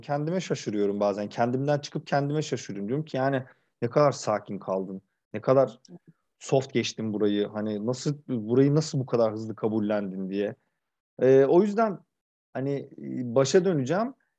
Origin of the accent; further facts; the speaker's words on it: Kırıkkale, Turkey; also born or lived in Ankara (Mamak); bunun büyük bir kısmını işte yalnız işte Kırıkkale'de Sanayi Mahallesi'nin tepesinde yaşayan anneannemle geçirdim.